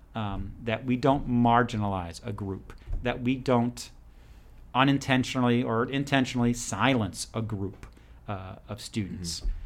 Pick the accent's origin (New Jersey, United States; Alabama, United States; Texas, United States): New Jersey, United States; moved away as an adult; also born or lived in Ireland (ancestry); now in Georgia, United States; I grew up in New Jersey